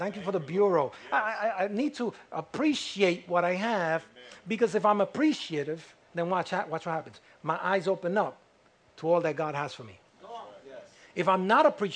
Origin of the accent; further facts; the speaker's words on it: United States; I'm an American